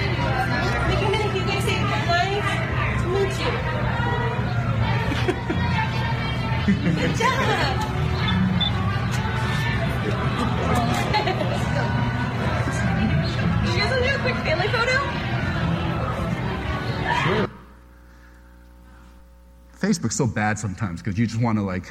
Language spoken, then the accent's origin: English; United States; I'm Korean-American. I was born in America